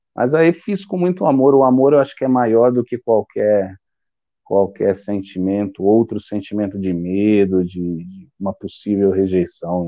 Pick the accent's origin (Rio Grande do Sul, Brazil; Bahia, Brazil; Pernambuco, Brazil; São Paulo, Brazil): São Paulo, Brazil; eu sou de São Paulo, capital